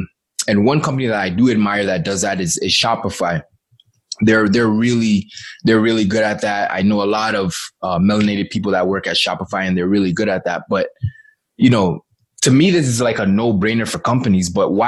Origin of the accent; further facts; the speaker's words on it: Ghana; Like, I'm originally from Ghana, yeah.